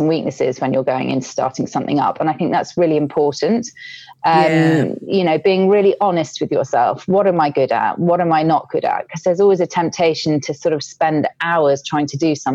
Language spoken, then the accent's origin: English; United Kingdom; being British